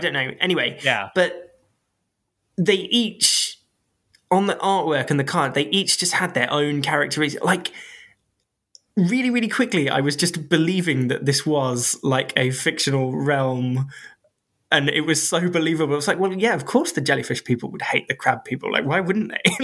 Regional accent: United Kingdom; I am British

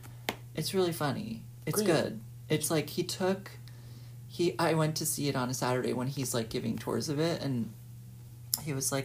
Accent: New York City, New York, United States; my experience growing up in Soho. You know, when I was a little kid, it became all galleries while I was growing up.

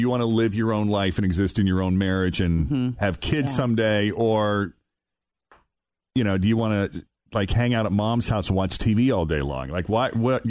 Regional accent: Boston, Massachusetts, United States; moved away as an adult; now in Cincinnati, United States; I'm originally from Boston, and I've lived here for 16 years

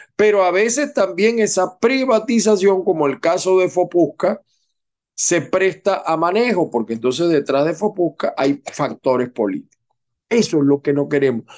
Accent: Zulia, Venezuela; yo no soy del Zulia, pero me he criado en el Zulia.

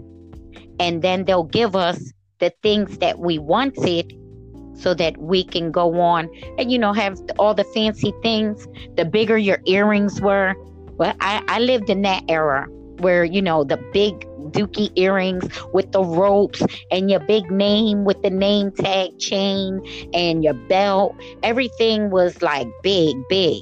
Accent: Camden, New Jersey, United States; I grew up in the city of Camden, New Jersey

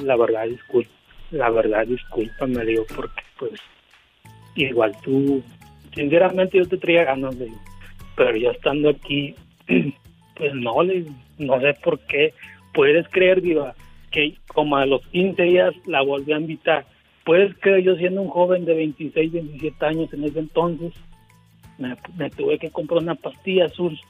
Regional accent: Veracruz, Mexico; now in Monterrey, Mexico; yo no soy de Monterrey diva yo soy de Veracruz nada más que tengo 10 años viviendo aquí en Monterrey

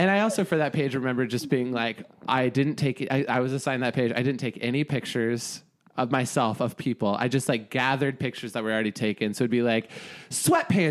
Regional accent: Eugene, Oregon, United States; I'm from Eugene, Oregon

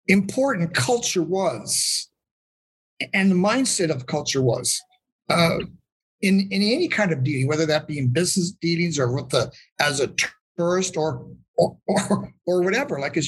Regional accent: Calgary, Alberta, Canada; I was born and raised here in Calgary, Alberta, which is right next up to the Rocky Mountains in Western Canada

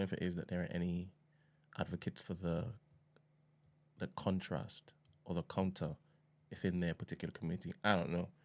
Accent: Trinidad & Tobago; I'm from Trinidad, I don't, I'm from the West Indies

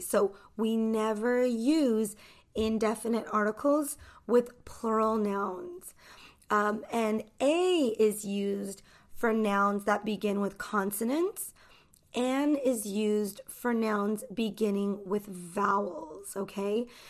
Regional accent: United States; I'm an American English teacher

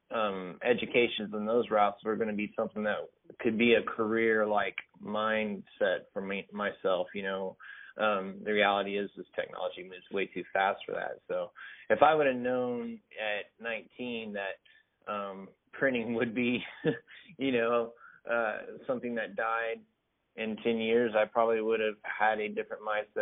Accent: Whitesboro, Texas, United States; I grew up in a small town in far north Texas. Is called Whitesboro, very close to Sherman

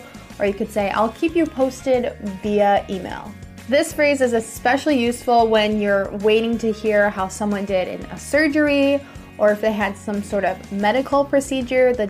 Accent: United States; I'm an American English teacher

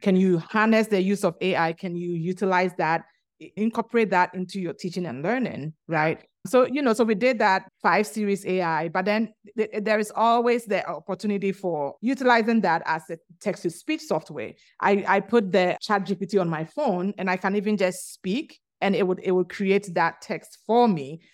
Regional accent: Ghana; moved away as an adult; also born or lived in Virginia, United States; now in New Orleans, United States; I'm originally from Ghana, which is located in the western part of Africa

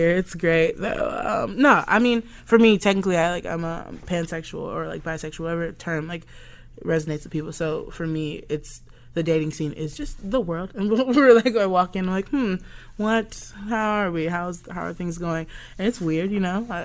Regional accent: Southern United States, United States; because I grew up in the South

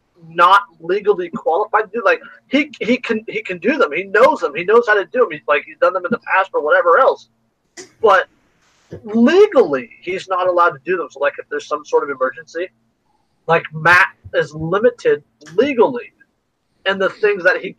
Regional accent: Canada; I'll just bump into someone and apologize. I'm Canadian.

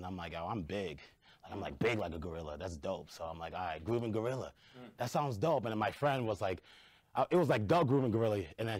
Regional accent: Lawrence, Massachusetts, United States; I grew up in Lawrence, Massachusetts.

